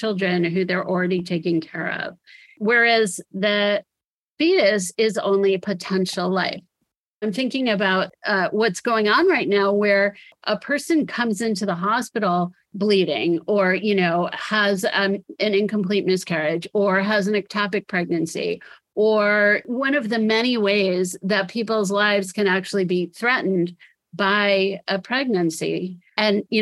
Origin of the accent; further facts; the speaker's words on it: United States; to me as an American